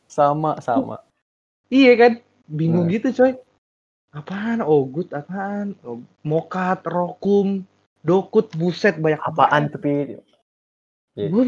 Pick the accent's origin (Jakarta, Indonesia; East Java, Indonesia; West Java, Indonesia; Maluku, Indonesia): Jakarta, Indonesia; born there; gue gue kan lahir di di Jawa kan di di Jakarta terus selama SMA tuh bener-bener ngubah cara pandang dan logat gue